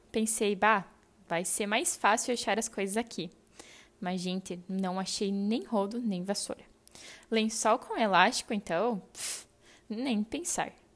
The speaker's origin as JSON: {"language": "Portuguese", "town": "Santa Rosa", "region": "Rio Grande do Sul", "country": "Brazil", "tie": "born or raised there", "also_born_or_lived": "Ningbo, China", "moved": "as an adult", "said": "Saí de Santa Rosa, minha terra natal"}